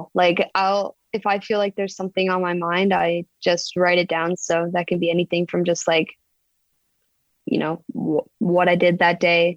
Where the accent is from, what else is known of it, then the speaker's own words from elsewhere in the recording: Canada; moved away as an adult; I grew up in Canada